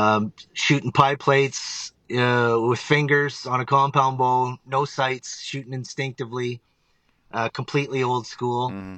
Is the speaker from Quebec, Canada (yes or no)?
no; Ontario, Canada; born or raised there